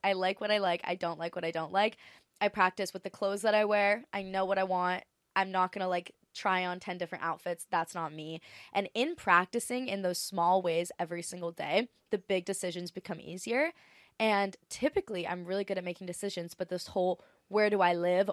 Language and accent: English; Maui, Hawaii, United States; moved away; also born or lived in Los Angeles / Australia; I feel like Maui's my hometown.